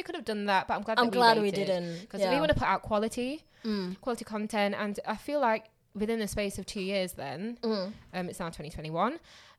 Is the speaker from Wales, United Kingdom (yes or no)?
no; Derby, East Midlands, United Kingdom; moved away as an adult; also born or lived in Sheffield / Birmingham; am from Caribbean descent, Caribbean background. My mum and my dad are Jamaican. I grew up in Derby. Pretty much had my whole life in Derby. I did travel quite a bit when I was younger